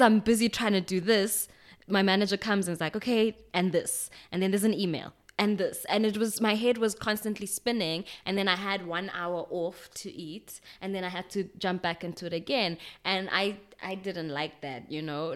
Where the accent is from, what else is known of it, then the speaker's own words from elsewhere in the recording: Pretoria, Gauteng, South Africa; also born or lived in Stockholm, Sweden; my parents came back to, um, the country. We lived in Pretoria for a while